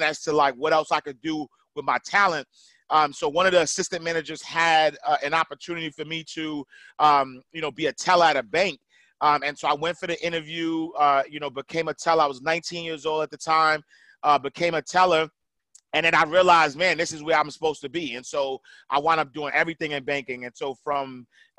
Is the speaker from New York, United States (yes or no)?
yes; New York City, New York, United States; moved away as an adult; now in Atlanta, United States; I'm a kid from Harlem, NYC, man, home of the hustlers, man. I grew up in the projects, St. Nicholas houses